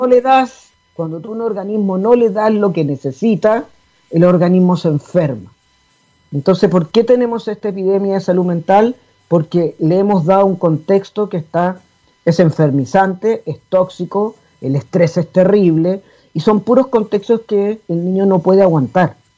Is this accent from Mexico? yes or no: no; Chile; así somos los chilenos